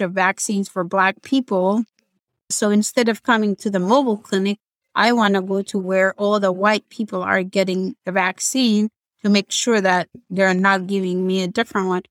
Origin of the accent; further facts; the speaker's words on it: Ethiopia; English is a second language; moved away; I'm from Ethiopia